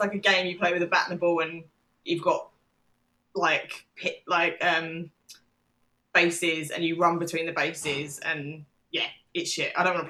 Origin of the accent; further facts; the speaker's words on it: England, United Kingdom; and like, we are English.